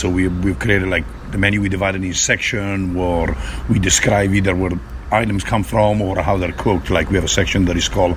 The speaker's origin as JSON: {"language": "English", "town": "Bergamo", "region": "Lombardy", "country": "Italy", "moved": "yes", "said": "I'm from Bergamo, a small city east of Milan, southeast of Como."}